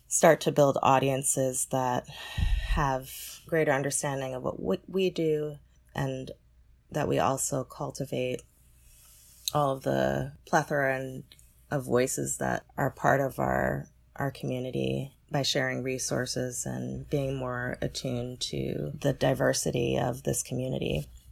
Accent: New York City, New York, United States; being a New Yorker and attending Dance Theater of Harlem and the L A School

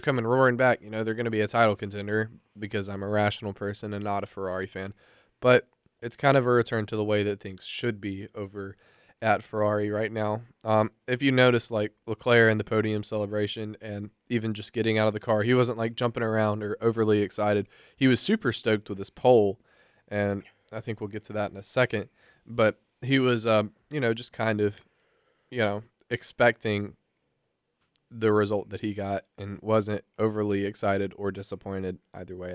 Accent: United States; I'm an American

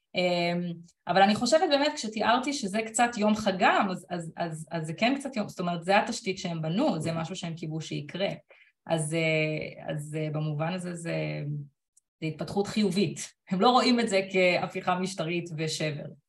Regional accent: Israel

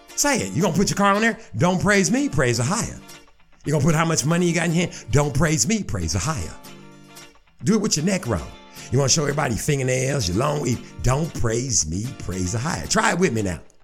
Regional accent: Shreveport, Louisiana, United States; I'm from Shreveport, Louisiana

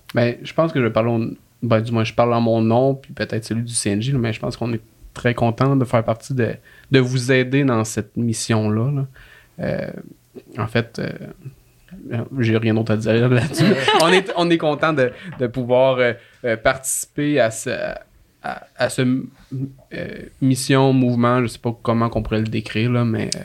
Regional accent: Laurentides, Quebec, Canada; je viens d'un petit village des Laurentides

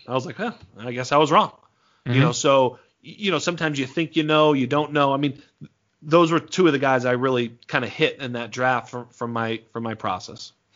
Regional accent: Massachusetts, United States; I'm from Massachusetts

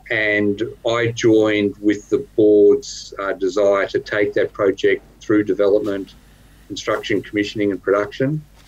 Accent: Melbourne, Victoria, Australia; now in Ballarat, Australia; I grew up in Melbourne. Now my family's in Melbourne.

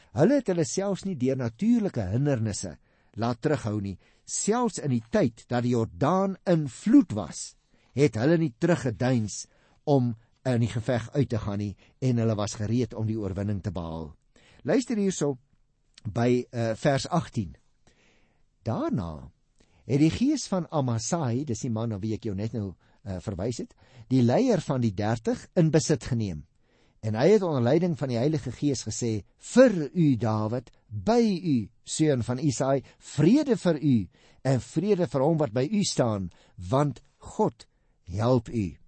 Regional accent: South Africa; as Afrikaners

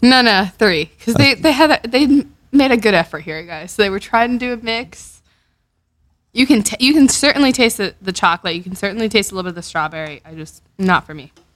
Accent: Miami, Florida, United States; from Miami, Florida. It's my hometown. It's where you know Carlos and I grew up.

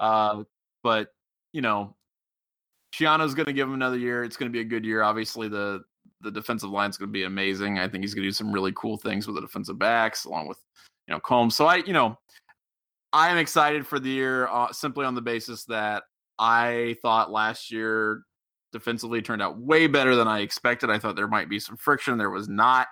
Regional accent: Cincinnati, Ohio, United States; I'm from the Cincinnati area

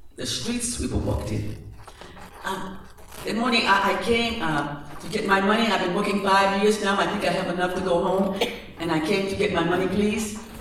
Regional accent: New Orleans, Louisiana, United States; I was born in New Orleans, and everybody down south had a front porch.

